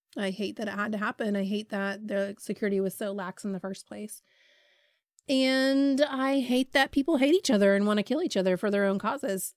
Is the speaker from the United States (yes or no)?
yes; Ohio, United States; I'm from Ohio